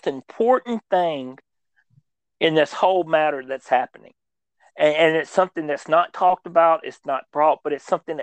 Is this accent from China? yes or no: no; United States; we as an American people